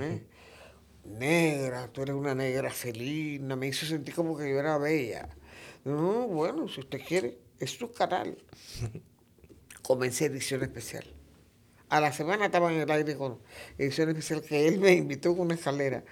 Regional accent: Macaracas, Los Santos, Panama; Yo soy de Macaracas

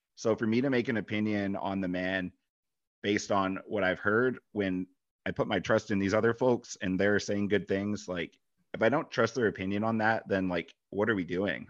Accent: Michigan, United States; moved away; Being from Michigan

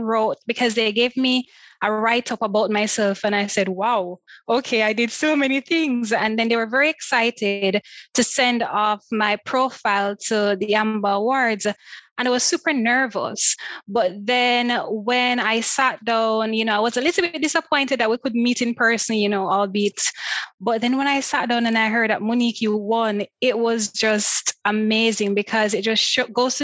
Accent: Jamaica; moved away as an adult; also born or lived in Japan; I'm from Jamaica, so the beautiful island of Jamaica

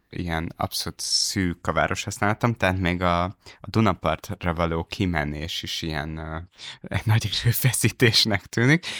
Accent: Dunaújváros, Fejér, Hungary; moved away as an adult; én ott születtem

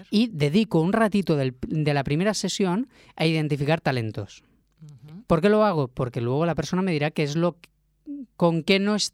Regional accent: Catalonia, Spain; yo porque soy un catalán se llama bocamoy

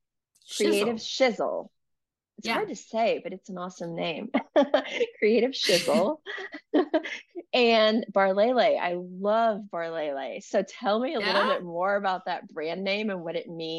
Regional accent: North Carolina, United States; now in Texas, United States; I actually grew up in North Carolina

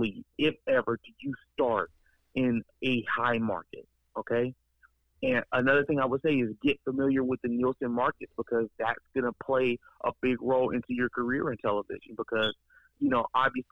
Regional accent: Columbus, Ohio, United States; I'm from Columbus, and I grew up in Columbus, and born in Columbus, and I work in Columbus.

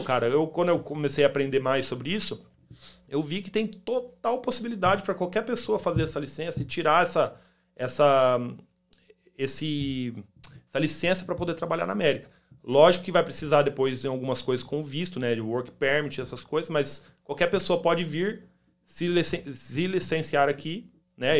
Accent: Campo Grande, Mato Grosso do Sul, Brazil; now in United States; Eu sou de Campo Grande, Mato Grosso do Sul

